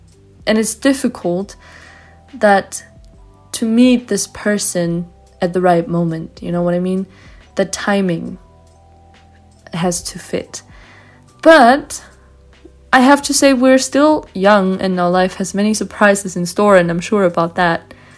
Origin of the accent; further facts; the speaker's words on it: Vienna, Austria; English is a second language; I'm 17 years old and I'm from Vienna, Austria.